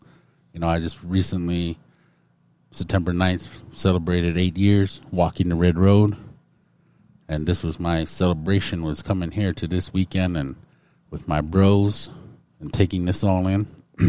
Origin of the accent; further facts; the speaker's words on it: Montana, United States; I felt blessed in that moment because we came from Montana.